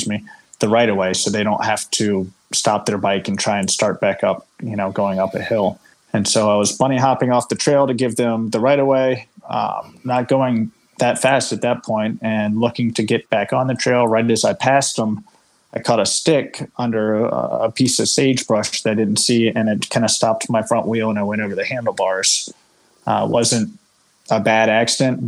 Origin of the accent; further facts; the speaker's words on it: Virginia, United States; moved away as an adult; also born or lived in Colorado; I grew up in Virginia on the East Coast